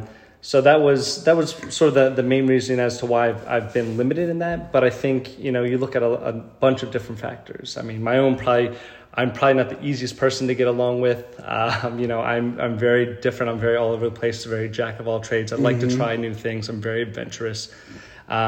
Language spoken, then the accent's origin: English; New York, United States; born there; also born or lived in Philadelphia; now in Houston, United States; But I was in Philly for the past 12 years or so.